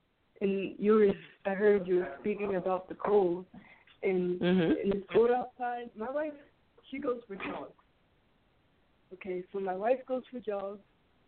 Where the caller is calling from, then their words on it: Philadelphia, Pennsylvania, United States; From Philadelphia.